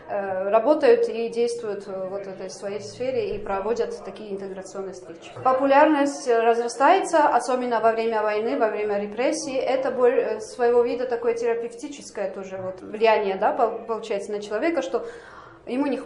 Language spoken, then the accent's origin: Russian; Georgia; 12 э, лет у меня была своя фирма в Грузии, я сама из Грузии приехала.